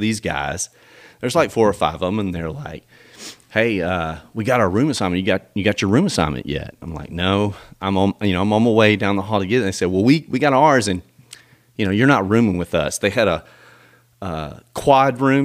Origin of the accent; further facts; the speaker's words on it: Millington, Tennessee, United States; also born or lived in Memphis, Tennessee; I grew up in, in uh, town right outside of, of Memphis, little suburb called Millington, Tennessee.